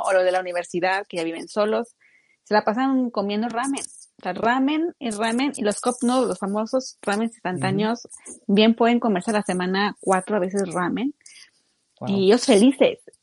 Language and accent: Spanish; Mexico; now in Japan; uno como mexicano